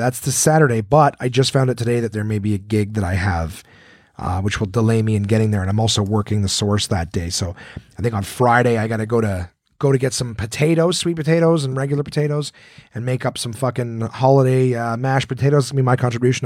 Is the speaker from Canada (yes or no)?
yes; Ottawa, Ontario, Canada; we grew up in Ottawa, which is right on the border of Quebec